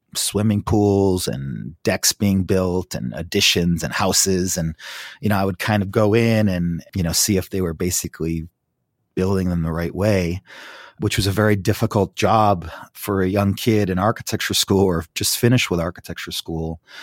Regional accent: Fairport, New York, United States; now in Pasadena, United States; I grew up in a small town called Fairport. It's outside of Rochester, New York

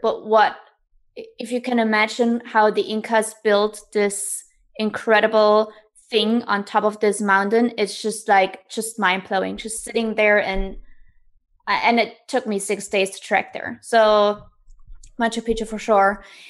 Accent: East Germany, Germany; moved away; growing up in Germany, I come from East Germany, so I was born behind the wall.

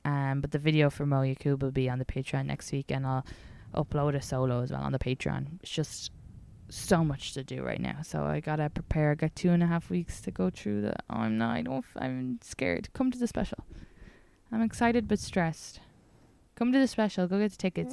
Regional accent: Ireland; just being Irish

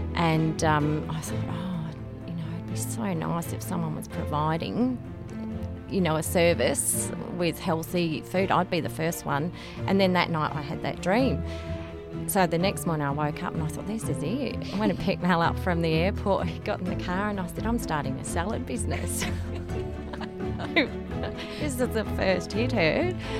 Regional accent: Darwin, Northern Territory, Australia; moved away as an adult; also born or lived in McMinns Lagoon; now in Nhulunbuy, Australia; I'm a Darwin girl

